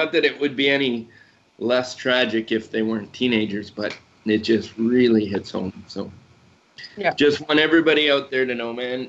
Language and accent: English; Swift Current, Saskatchewan, Canada; I'm from Swift Current